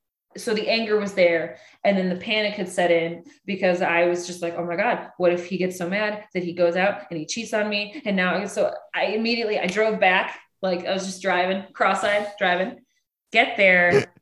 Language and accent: English; Rochester, New York, United States; We're in Rochester, New York. {S2} Oh, cold. {S3} This is my hometown.